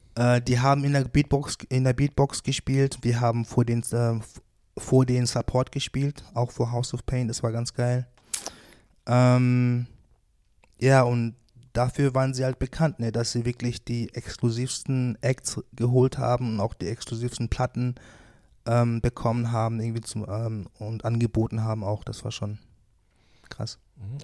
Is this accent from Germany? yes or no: yes; Wuppertal, North Rhine-Westphalia, Germany; born or raised there